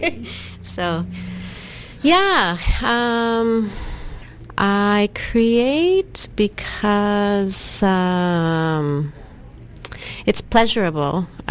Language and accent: English; Saskatchewan, Canada; I'm from the Kiskus Nation in Saskatchewan.